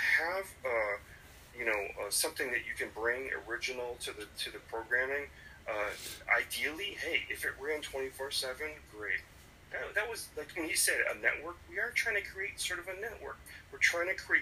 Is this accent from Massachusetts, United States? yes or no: yes; Springfield, Massachusetts, United States; I'm from Springfield, Massachusetts.